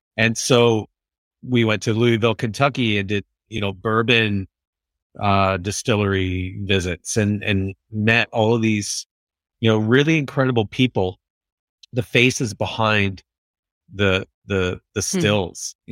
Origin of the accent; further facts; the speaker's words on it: Vancouver, British Columbia, Canada; we're from Vancouver